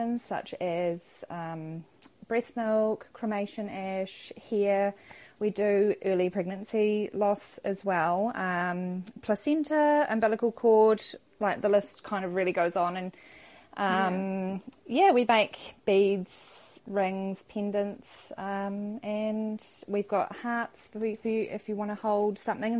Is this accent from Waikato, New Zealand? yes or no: yes; Cambridge, Waikato, New Zealand; I'm from Cambridge in Waikato.